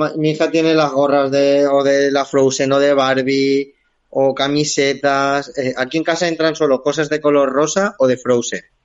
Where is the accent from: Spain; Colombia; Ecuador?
Spain; Silla, Valencian Community; Silla, que es mi pueblo de nacimiento